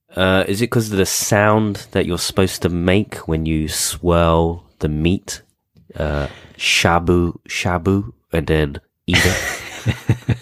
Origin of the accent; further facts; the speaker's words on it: United Kingdom; being British